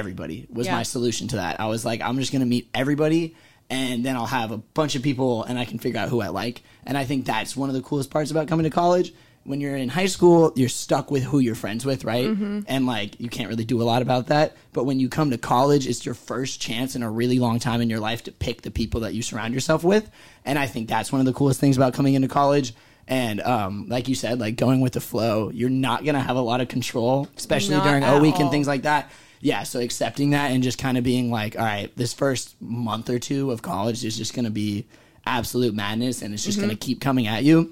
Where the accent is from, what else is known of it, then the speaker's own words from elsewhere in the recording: Northern California, United States; I'm from Northern California.